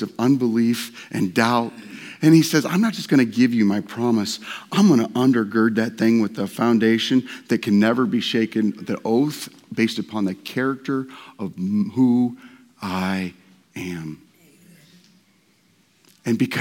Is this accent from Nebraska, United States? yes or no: yes; Nebraska, United States; I was born in Nebraska